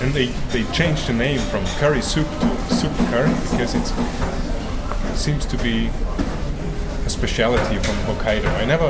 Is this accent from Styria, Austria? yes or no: yes; Graz, Styria, Austria; first language German; English is a second language; moved away as an adult; also born or lived in Sapporo, Japan; now in Matsumoto, Japan; I am from a city called Graz. Graz is in the very south of Austria and about the size of Matsumoto.